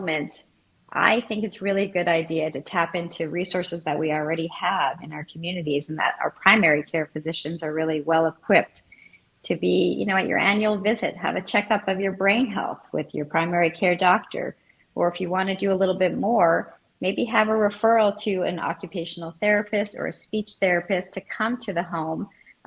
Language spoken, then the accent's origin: English; Montreal, Quebec, Canada; moved away; I am from Montreal